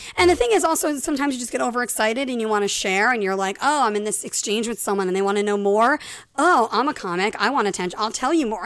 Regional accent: Ireland; I'm Irish

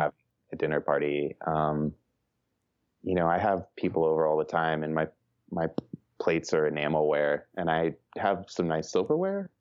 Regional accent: Los Angeles, California, United States; moved away as an adult; also born or lived in New York; now in Boise, United States; I grew up in Los Angeles skateboarding

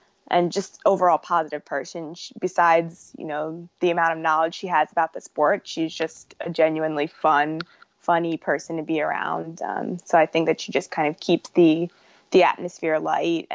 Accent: New Jersey, United States; also born or lived in Philadelphia, Pennsylvania; the homes that I know and recognize are in New Jersey. So that's where I grew up and went to high school.

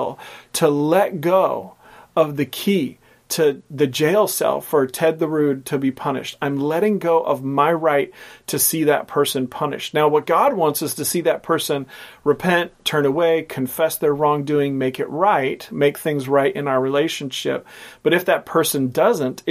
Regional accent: Portland, United States; growing up in Portland

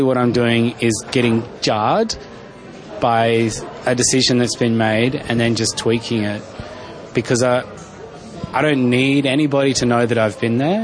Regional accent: Darwin, Northern Territory, Australia; I grew up in Darwin, so heaps of different skin tones going on

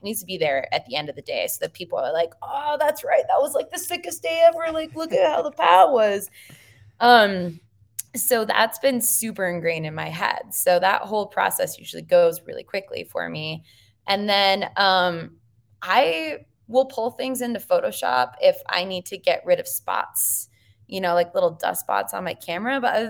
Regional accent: Minnesota, United States; We grew up in Southern Minnesota, so we paint a lot of cornfields.

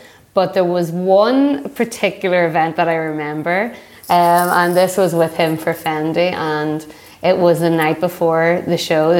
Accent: Northern Ireland, United Kingdom; moved away as an adult; now in New York, United States; I am originally from Northern Ireland, a very large country. And I moved to America about 10 years ago.

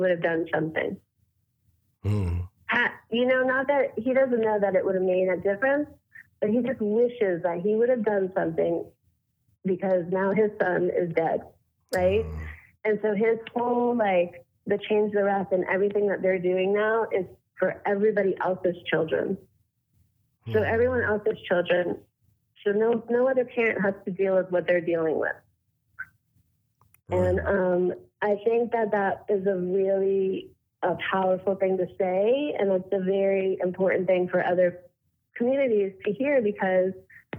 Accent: Coral Springs, Florida, United States; I grew up in Coral Springs. I went to school at Douglas.

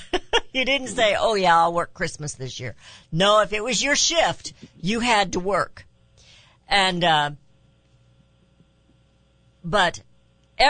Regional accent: Raytown, Missouri, United States; also born or lived in Kansas City; I grew up in Raytown, Missouri

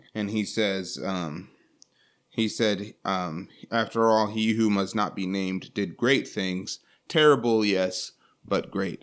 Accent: United States; we, especially as an American society

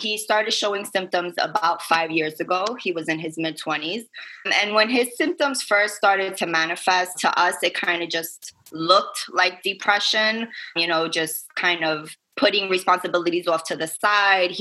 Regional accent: New York City, New York, United States; moved away as an adult; now in Staten Island, United States; I am from Brooklyn, born and raised, but my family and I, we actually live out on Staten Island now for a few years

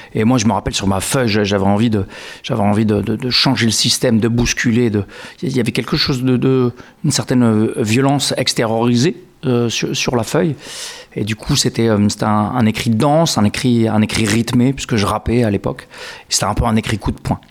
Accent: Grasse, Provence-Alpes-Côte d'Azur, France; now in Langon, France; Je suis né à Grasse

